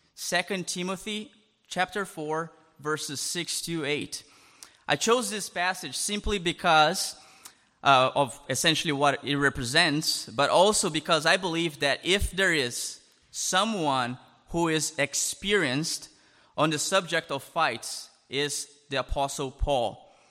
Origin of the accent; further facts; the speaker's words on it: Brazil; English is a second language; moved away as an adult; now in Canada; I'm originally from Brazil